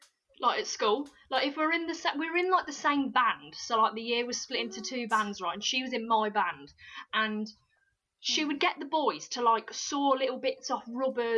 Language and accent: English; Warwickshire, West Midlands, United Kingdom; We're from the Midlands, it's a whole other world to up north